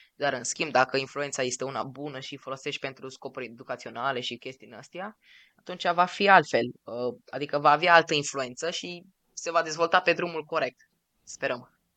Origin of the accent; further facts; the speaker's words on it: Romania; noi suntem din România